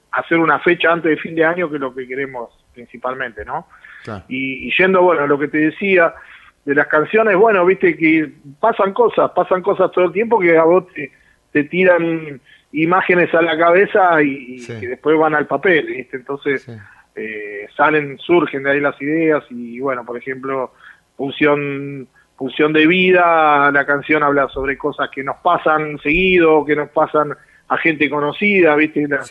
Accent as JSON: {"language": "Spanish", "town": "Luis Guillón", "region": "Buenos Aires Province", "country": "Argentina", "said": "yo soy de Luis Guillón"}